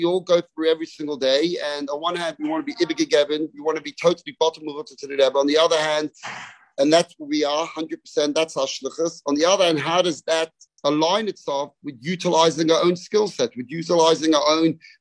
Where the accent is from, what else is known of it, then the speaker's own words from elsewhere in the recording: London, United Kingdom; moved away as an adult; now in Melbourne, Australia; I grew up in London